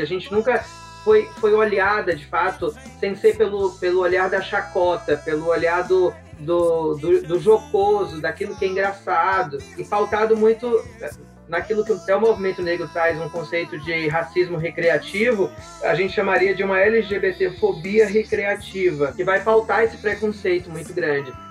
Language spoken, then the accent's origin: Portuguese; Vitória da Conquista, Bahia, Brazil; moved away as an adult; now in São Paulo, Brazil; eu sou de Vitória da Conquista, sertão da Bahia